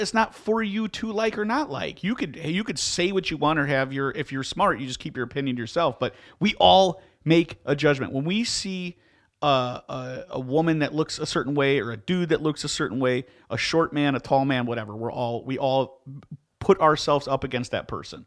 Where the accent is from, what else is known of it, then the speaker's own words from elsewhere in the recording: Midwest, United States; I'm from the Midwest. I've lived here my whole life